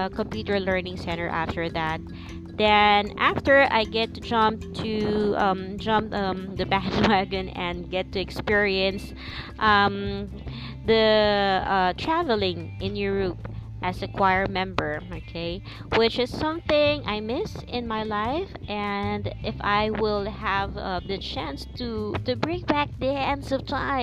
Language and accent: English; Philippines; English is a second language; I'm a Filipino